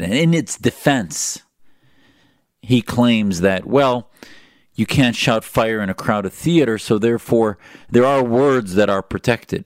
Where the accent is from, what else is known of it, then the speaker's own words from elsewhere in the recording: United States; as an American Muslim